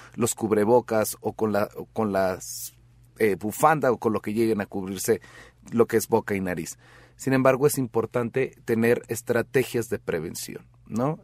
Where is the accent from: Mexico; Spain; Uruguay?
Mexico